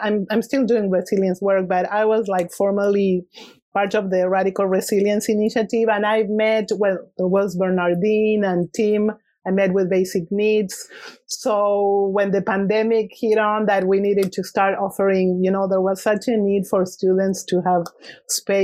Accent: Argentina; English is a second language; moved away as an adult; now in Santa Cruz, United States; I was born in Argentina and I left in my early 30s

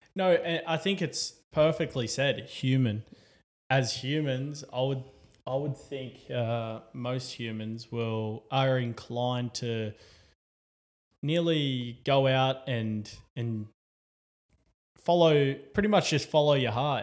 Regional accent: Newcastle, New South Wales, Australia; as an Australian, as a Novocastrian

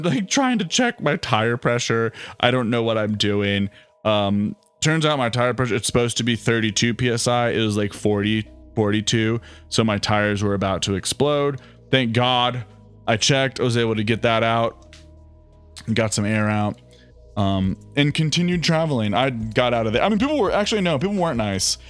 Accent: Ohio, United States; moved away; I'm from Ohio

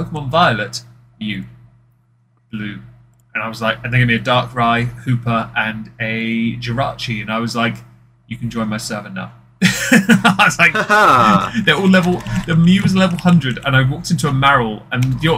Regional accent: United Kingdom; as a Brit

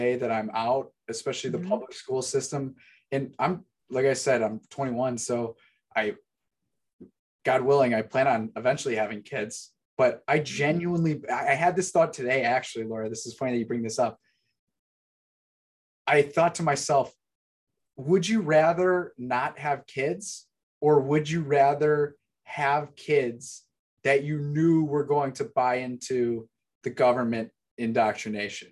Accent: Chicago, Illinois, United States; Gary and I we're from the Chicago area

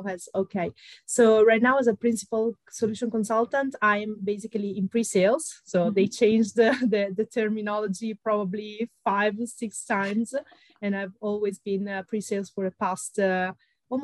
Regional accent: Italy; accent: Italian; English is a second language; moved away as an adult; also born or lived in Milan; I am Italian, as you can hear from my accent, probably. I'm based in Milan. I was born in Italy

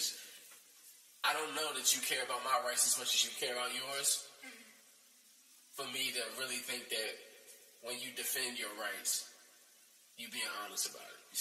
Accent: United States; being an American, born in America

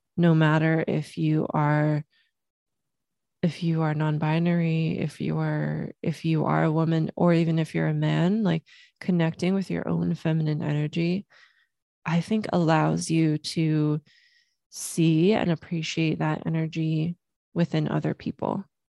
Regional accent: Los Angeles, California, United States; also born or lived in Germany; we moved from Germany to Los Angeles when I was three years old.

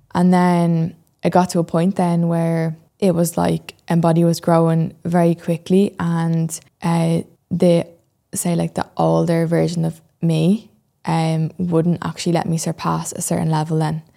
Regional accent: Dublin, Leinster, Ireland; I'm twenty-three and I'm from Dublin

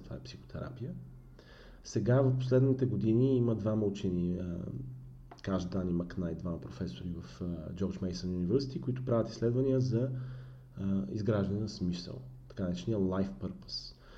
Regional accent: Bulgaria; ние сме пословични като българи

